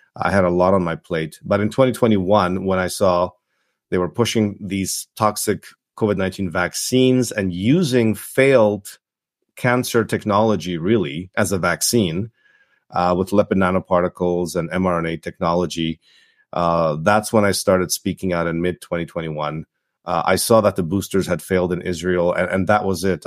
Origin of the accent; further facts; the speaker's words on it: Toronto, Ontario, Canada; English is a second language; also born or lived in Czechoslovakia / Yugoslavia / Montreal, Canada; I came to Canada, nineteen eighty-nine. I grew up in Toronto.